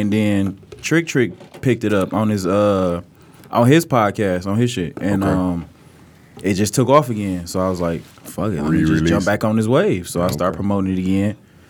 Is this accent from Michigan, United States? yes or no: yes; Detroit, Michigan, United States; Nah, West 8 Mile. 8 Mile, Wyoming.